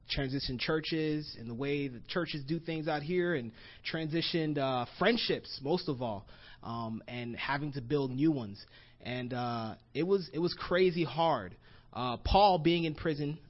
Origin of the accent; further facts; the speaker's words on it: Florida, United States; moved away as an adult; also born or lived in Gainesville, Florida; now in Los Angeles, United States; I'm from Florida, and I grew up in Florida, got baptized in Florida.